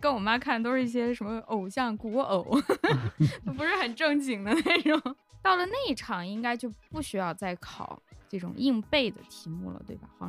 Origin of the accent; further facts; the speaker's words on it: China; 对我们中国人觉得读书很很重要、很神圣，对于读书人大家比较尊敬